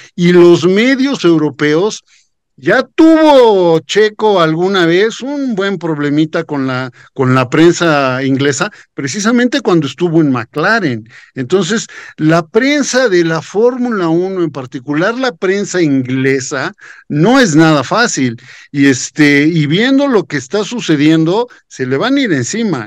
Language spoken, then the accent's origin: Spanish; Mexico